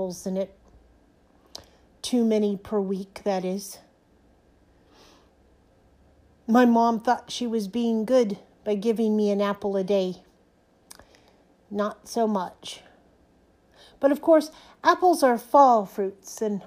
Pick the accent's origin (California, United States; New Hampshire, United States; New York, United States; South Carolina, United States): California, United States; San Francisco Bay Area; moved away as an adult; also born or lived in Oregon; now in Montrose, United States; I was born in the California Bay Area, San Francisco Bay Area